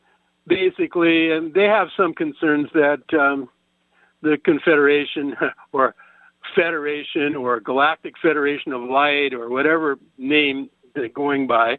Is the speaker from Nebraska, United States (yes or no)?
yes; Nebraska, United States; moved away; I'm originally from Nebraska, next to Missouri, the show me state